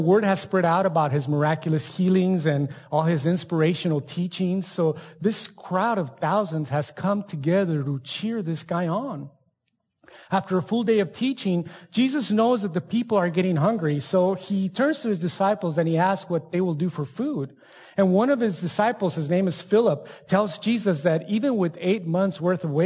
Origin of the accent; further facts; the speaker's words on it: El Paso, Texas, United States; also born or lived in Ciudad Juárez, Mexico; I grew up in Juarez and then El Paso